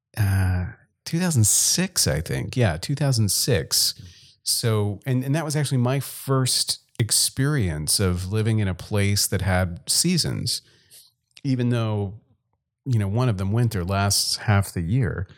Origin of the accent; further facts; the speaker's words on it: Gulf Coast of Louisiana, United States; moved away as an adult; also born or lived in Texas; now in South Dakota, United States; I grew up in Louisiana and left, I guess, between high school and college